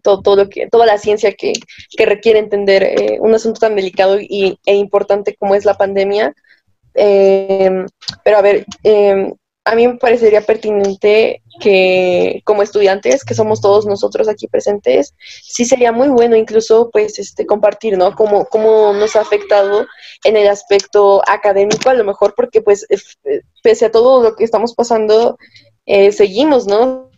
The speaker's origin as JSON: {"language": "Spanish", "region": "Tlaxcala", "country": "Mexico", "said": "yo no soy de Acapulco, soy de, de Tlaxcala la Bella, que sí existe"}